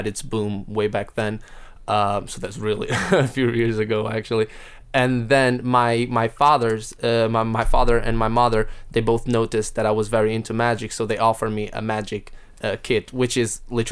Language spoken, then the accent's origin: English; Porto, Norte, Portugal; that's in my hometown, actually, because I'm from Porto, which is the north of Portugal